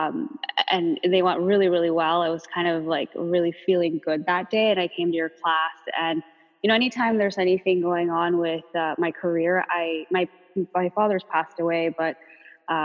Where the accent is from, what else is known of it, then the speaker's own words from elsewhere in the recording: Los Angeles, California, United States; I grew up in the San Fernando Valley